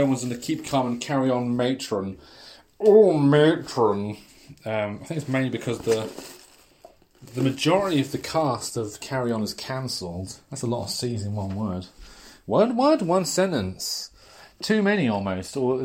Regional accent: near Great Yarmouth, East of England, United Kingdom; I grew up near Great Yarmouth

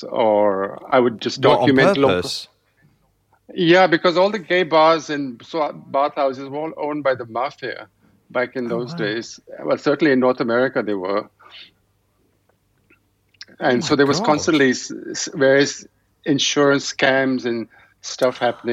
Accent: Delhi, India; moved away; also born or lived in Canada; I grew up in Delhi at a time really like just when TV just about arrived

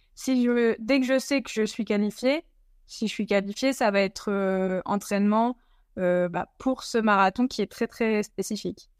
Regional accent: the North, Hauts-de-France, France; je viens, de, je du Nord

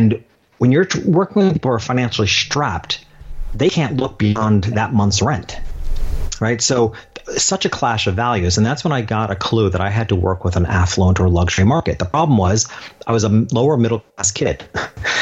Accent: New York, United States; in my hometown, this little country town 2 hours north of New York City

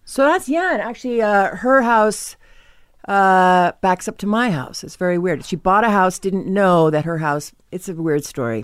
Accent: Norwell, Massachusetts, United States; Norwell, Massachusetts

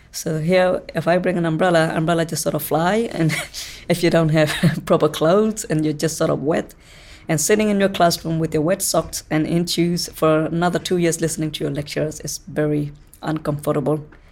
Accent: Rohingya, Rakhine State, Myanmar; now in New Zealand; I am from Rohingya ethnic background.

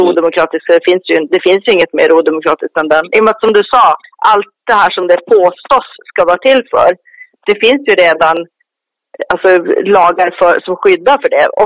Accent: Sweden; för att skydda oss svenskar

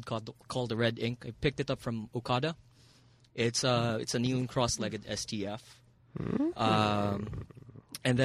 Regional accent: Muntinlupa, Metro Manila, Philippines; also born or lived in Japan; I'm from Alabang.

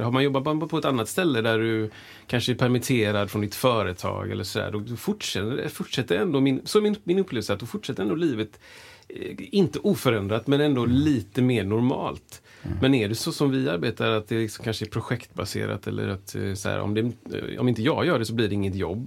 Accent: Gothenburg, Västra Götaland, Sweden; also born or lived in United States; jag är också uppvuxen i Frölunda

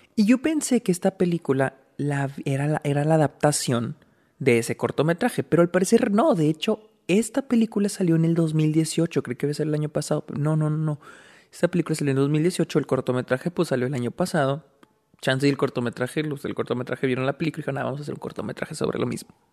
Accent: Delicias, Chihuahua, Mexico; moved away; Aquí estoy en mi casa en Delicias, donde, pues, donde yo nací. Estoy visitando a mi familia

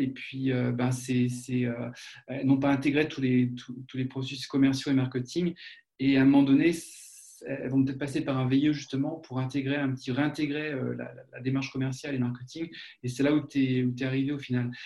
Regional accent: France; accent: French; moved away as an adult; now in Germany; ça fait un petit peu plus de 20 ans que je suis en Allemagne, et euh, bon, j'ai mon accent que je traîne

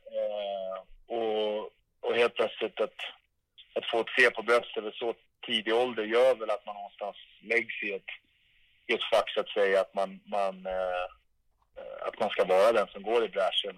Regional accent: Stockholm, Stockholm County, Sweden; moved away; mitt rum i Älvsjö där jag växte upp

